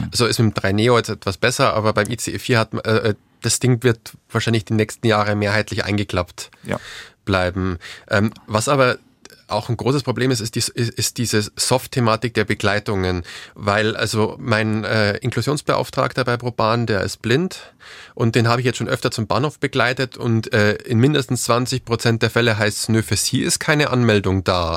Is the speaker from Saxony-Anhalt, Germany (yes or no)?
no; Bavaria, Germany; wie man vielleicht aus meinem Dialekt hört, äh, hört ich komme aus Bayern